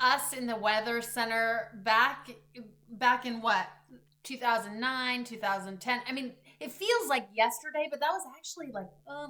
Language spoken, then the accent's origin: English; Gresham, Oregon, United States; also born or lived in Eugene / Medford / Boise / Spokane; I am from Gresham, and I worked in, you know, Eugene, Medford, Boise for a couple years, Spokane for 3 years.